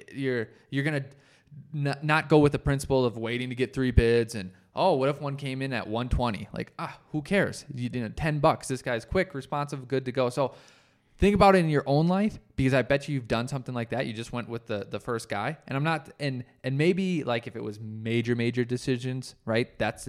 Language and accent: English; Colorado, United States; I thought, I'm from Colorado. It's higher. I'll be just fine.